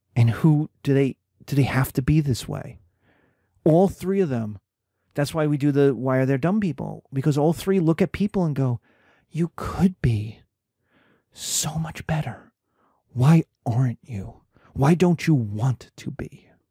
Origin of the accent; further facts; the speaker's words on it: United States; I'm American, I'm a Christian